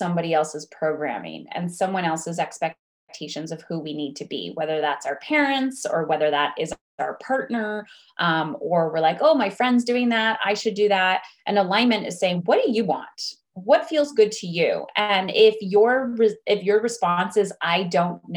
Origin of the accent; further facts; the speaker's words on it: Ontario, Canada; I'm from where I live, which is Ontario. I live in Canada, actually just across the border from Michigan